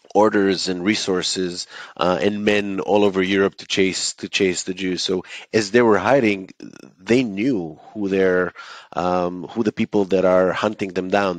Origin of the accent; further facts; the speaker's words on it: Israel; a student growing up in Israel